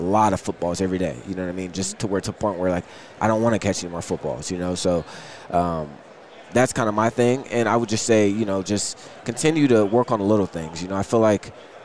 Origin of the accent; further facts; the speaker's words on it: Akron, Ohio, United States; also born or lived in Cuyahoga Falls; I went to CVCA, so I'm actually from Akron.